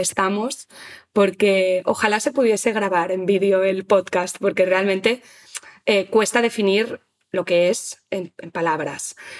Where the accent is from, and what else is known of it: Spain